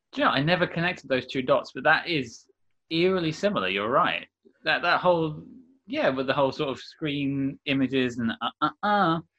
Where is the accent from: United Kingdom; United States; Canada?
United Kingdom; London; accent: Londoner; I'm from London, I have a, a, somewhat Londoner accent